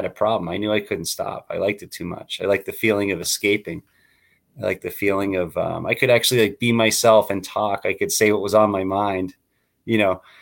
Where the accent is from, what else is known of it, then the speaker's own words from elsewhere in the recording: Waltham, Massachusetts, United States; now in Chandler, United States; I grew up in Waltham, Massachusetts, in a community